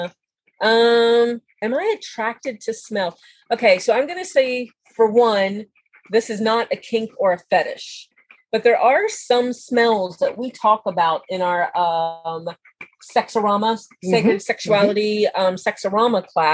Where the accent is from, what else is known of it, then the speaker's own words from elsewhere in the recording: Eastern Shore of Maryland, United States; And I'm from the Eastern Shore of Maryland, so there's a lot of that there, a lot of water.